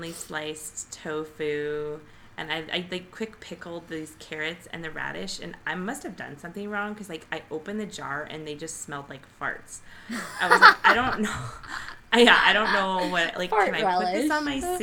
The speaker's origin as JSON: {"language": "English", "region": "Nebraska", "country": "United States", "moved": "yes", "said": "we're from Nebraska"}